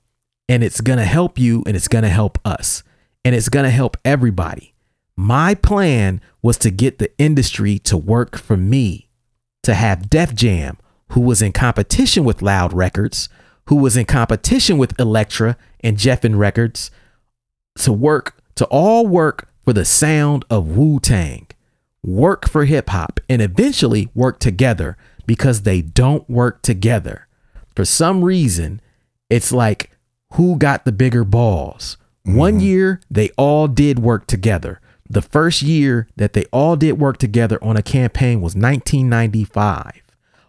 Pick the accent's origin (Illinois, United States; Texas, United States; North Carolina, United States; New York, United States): New York, United States; And I'm from New York, and we not like that, know what I mean? We can't dance a leg, yo.